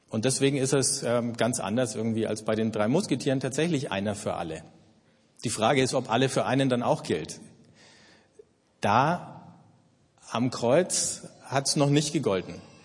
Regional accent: Germany; Ich bin Deutscher, ich identifiziere mich mit dem Land

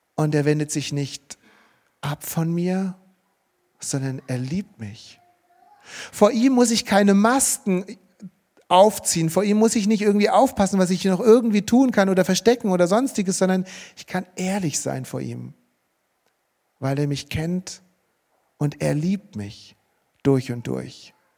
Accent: Marburg, Hesse, Germany; bei uns in Marburg, wo ich aufgewachsen bin

